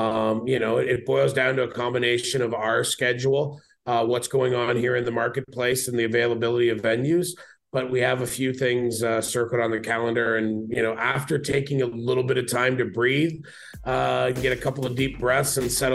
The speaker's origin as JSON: {"language": "English", "country": "Canada", "said": "we're Canadian"}